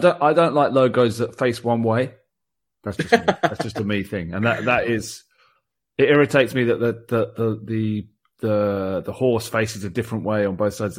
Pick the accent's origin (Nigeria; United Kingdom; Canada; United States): United Kingdom; we are British